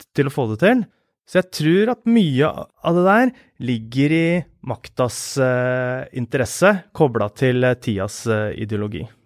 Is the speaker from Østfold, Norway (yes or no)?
yes; Askim, Østfold, Norway; moved away as an adult; now in Oslo, Norway; jeg vokste opp på Løkenjordet. Der bodde jeg til jeg var 15 år